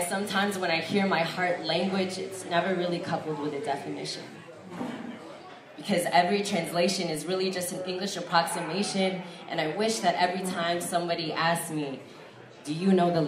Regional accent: United States; first language Tagalog; English is a second language; my American-born citizenship

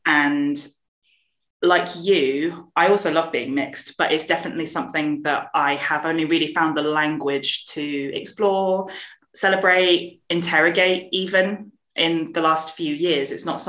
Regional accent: London, United Kingdom; And I grew up in Southeast London, and I was so lucky to be surrounded by lots of people from different backgrounds.

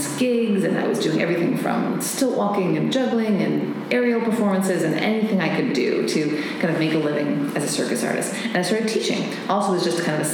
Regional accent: Massachusetts, United States; I was growing up in Massachusetts

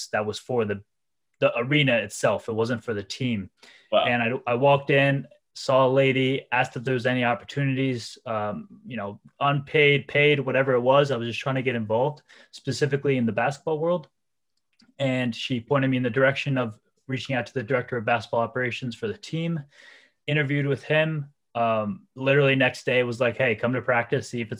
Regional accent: New Jersey, United States; moved away as an adult; also born or lived in Rhode Island; it's only 3 to 4 hours away from my hometown in New Jersey

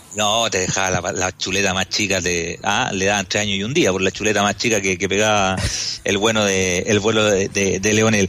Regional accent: Chile

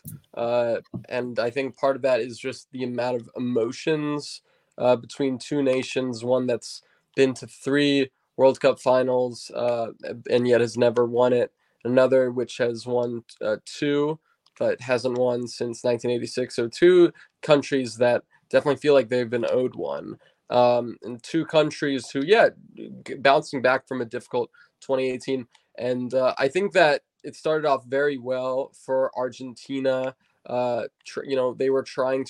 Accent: United States; growing up in the United States

